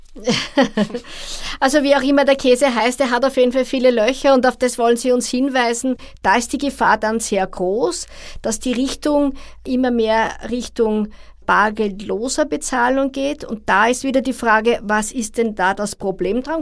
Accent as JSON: {"language": "German", "country": "Austria", "said": "bei uns in Österreich"}